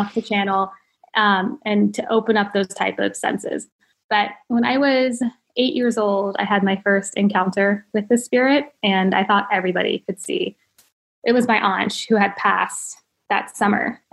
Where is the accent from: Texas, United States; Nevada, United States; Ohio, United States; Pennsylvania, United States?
Ohio, United States; now in California, United States; I'm from Ohio